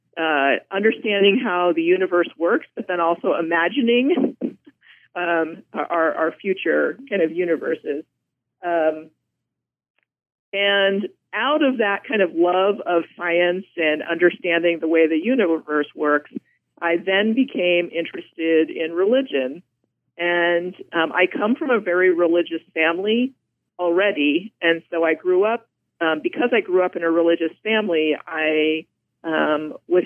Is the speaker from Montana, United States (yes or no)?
yes; Blackfeet Reservation, Montana, United States; I'm actually from Montana. I grew up on the Blackfeet Reservation, and my family still continues to live there